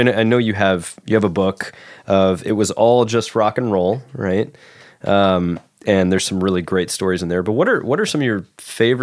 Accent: Nashville, Tennessee, United States; moved away; I'm from Nashville, Tennessee originally.

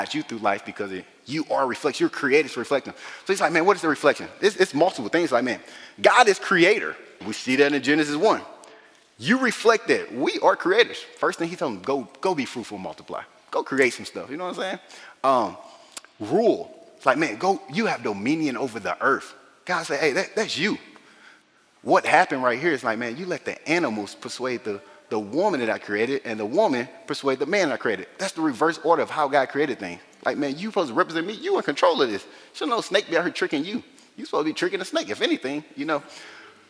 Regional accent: the South, United States; I grew up in the South

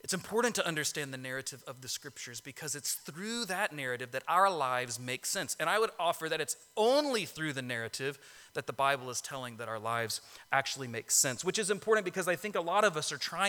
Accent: Orlando, Florida, United States; I grew up in Orlando, and that's in Florida

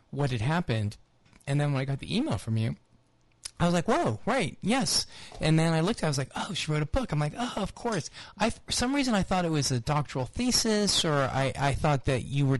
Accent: Los Angeles, California, United States; now in New Orleans, United States; I grew up in Los Angeles in the 70s

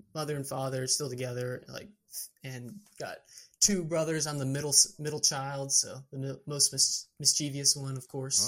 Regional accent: Georgetown, Texas, United States; also born or lived in Amarillo, Texas; my hometown is Georgetown, Texas, which is in the hill country

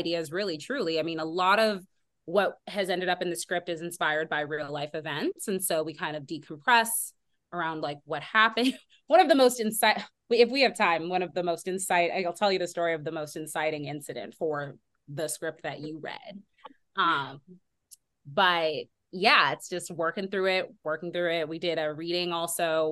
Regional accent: the Bay Area, California, United States; my home, the Bay Area, and the way that, you know, I've had to navigate it as a Black woman and as that being my hometown

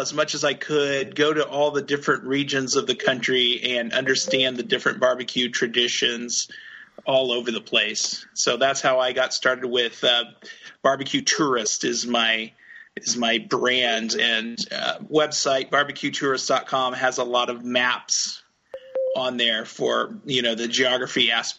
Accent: Kansas City, United States; I'm from Kansas City, and I am actually a cultural geographer.

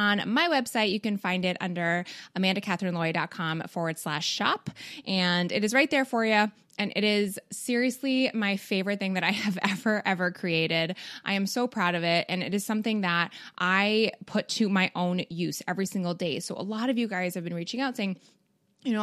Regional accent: Canada; also born or lived in Midwest, United States; now in United States; I'm not a Southerner. I do live in the Midwest though. But actually Canadian.

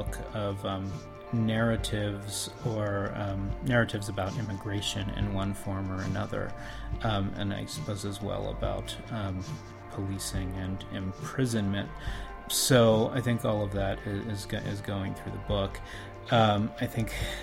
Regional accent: Pittsburgh, Pennsylvania, United States; now in Chicago, United States; I grew up in Pittsburgh

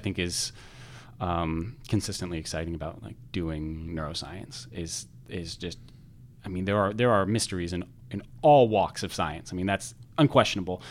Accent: Redmond, Washington, United States; moved away as an adult; also born or lived in Providence, Rhode Island; now in Chicago, United States; I was in Redmond, the Greater Redmond area, up until the end of high school

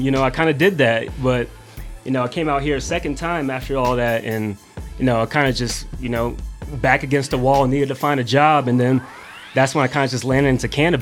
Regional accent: Overland Park, Kansas, United States; I was born in Kansas City, Missouri. But I grew up on the Kansas side for the most of my life

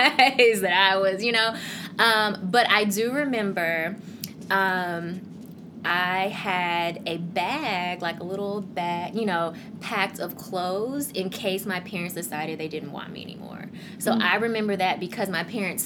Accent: Memphis, Tennessee, United States; moved away as an adult; also born or lived in Korea / Wisconsin; now in Beltsville, United States; I am Korean American, so born in Korea, adopted to the U.S. to a white family, a white couple. And I grew up in Memphis, Tennessee

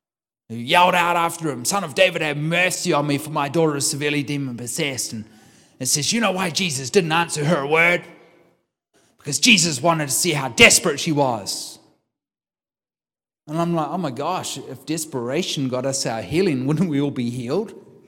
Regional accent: New Zealand; I'm a New Zealander. I take my daughter with me, my youngest, 21. I take my daughter with me, and we land in Auckland Airport

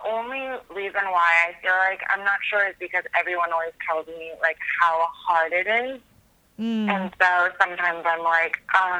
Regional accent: Fremont, California, United States; moved away as an adult; now in Washington, D.C., United States; I'm originally from the Bay Area.

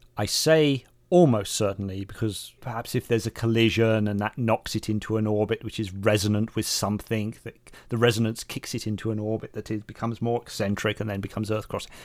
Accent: England, United Kingdom; Being English

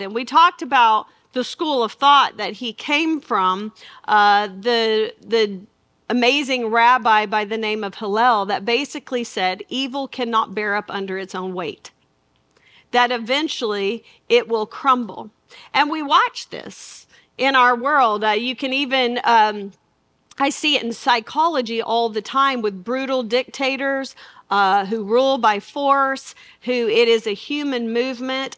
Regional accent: Arkansas, United States; I'm from Arkansas

